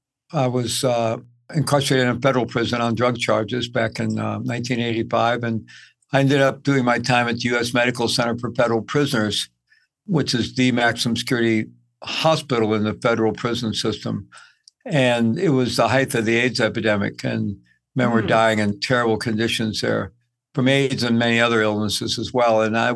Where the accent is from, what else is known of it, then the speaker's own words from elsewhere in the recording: Midwest, United States; also born or lived in South America; I grew up in the Midwest. I've lived all over, lived in South America for quite a bit while I was young.